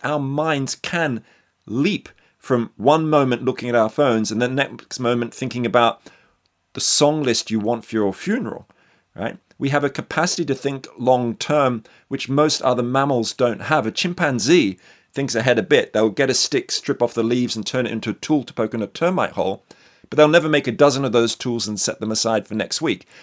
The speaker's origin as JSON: {"language": "English", "country": "Australia", "tie": "born or raised there", "said": "I'm born and bred in Australia"}